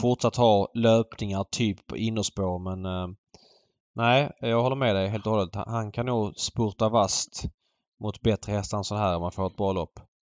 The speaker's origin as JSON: {"language": "Swedish", "town": "Malmö", "region": "Skåne", "country": "Sweden", "tie": "born or raised there", "said": "jag växte upp i Jägersro på 00-talet"}